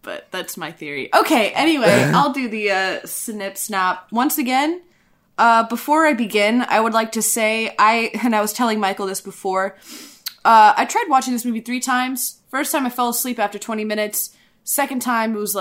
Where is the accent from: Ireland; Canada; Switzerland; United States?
Ireland; I'm the Irish woman